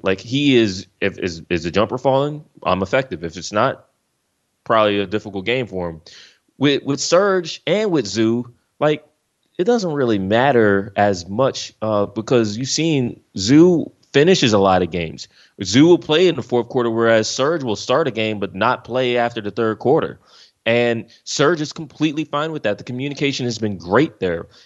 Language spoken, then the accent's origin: English; Philadelphia, Pennsylvania, United States; moved away as an adult; now in Los Angeles, United States; I'm from Philly, I'm from the East side of things. I've been here for more than a decade.